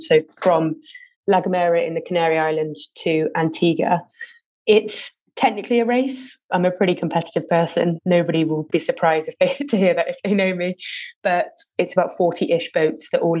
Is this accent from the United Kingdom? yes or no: yes; Winchcombe, South West England, United Kingdom; also born or lived in Lancaster; I grew up in the Cotswolds in quite a small little village called Winchcombe with my mum and my brother.